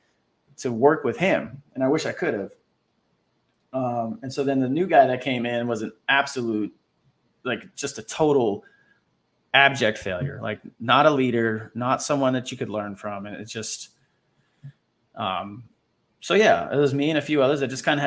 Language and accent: English; Orlando, Florida, United States; moved away as an adult; also born or lived in Roseville, California; I'm from Orlando, Florida.